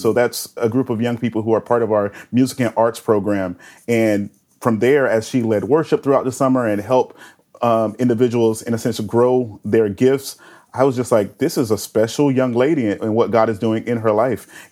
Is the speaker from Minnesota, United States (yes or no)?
no; Winter Haven, Florida, United States; now in Tampa, United States; I was just a kid growing up in Winter Haven